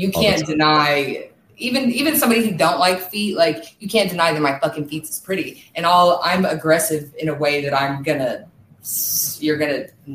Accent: Kansas, United States; moved away as an adult; now in California, United States; I'm actually from Kansas and I moved to California.

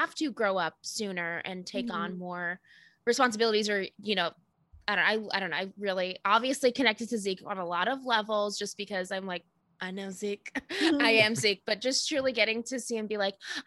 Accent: Los Angeles, California, United States; I grew up in like LA, California.

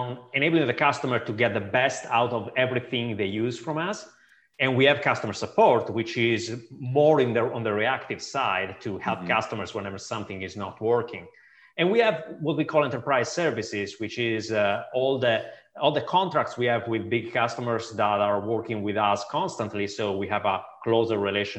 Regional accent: Sardinia, Italy; now in Seattle area, United States; In Sardinia, which is actually a beautiful island in the middle of the Mediterranean Sea.

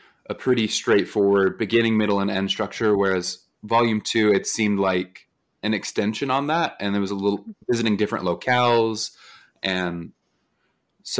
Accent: Utah, United States; I grew up in Utah, so right next to Nevada.

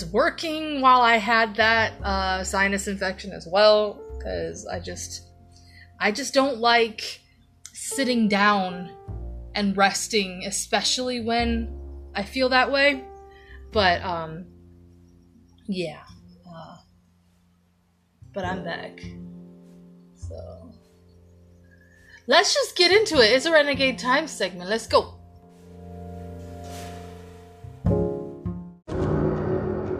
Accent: Ohio, United States; in my hometown in Ohio

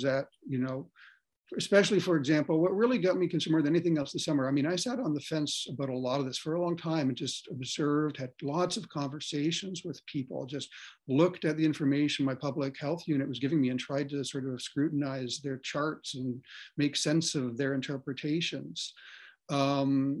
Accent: Ontario, Canada; I grew up in Ontario

